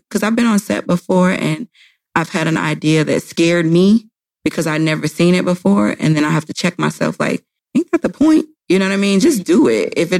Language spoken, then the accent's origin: English; the South, United States; I'm from the South. So we love …, …